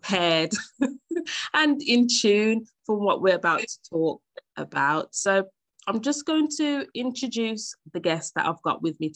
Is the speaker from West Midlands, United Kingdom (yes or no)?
yes; Birmingham, West Midlands, United Kingdom; my hometown, Birmingham